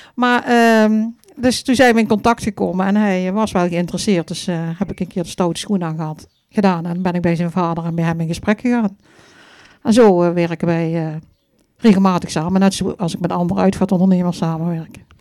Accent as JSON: {"language": "Dutch", "town": "Vierlingsbeek", "region": "Limburg", "country": "Netherlands", "said": "Ik kom uit het mooie Vierlingsbeek, hè, waar we nou eh, zitten"}